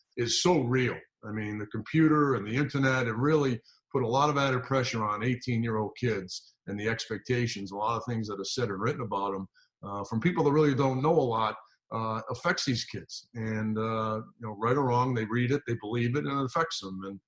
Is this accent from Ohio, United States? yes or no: no; Rhode Island, United States; also born or lived in Kent, Connecticut; We're both from Rhode Island at the time.